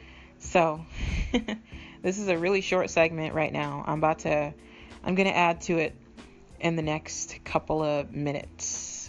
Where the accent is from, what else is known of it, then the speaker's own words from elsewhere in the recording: Boston, Massachusetts, United States; I'm glad to be from Boston right now.